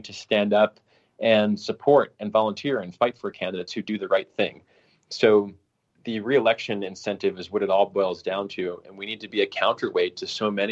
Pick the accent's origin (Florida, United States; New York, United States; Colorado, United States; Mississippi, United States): Colorado, United States; my home state of Colorado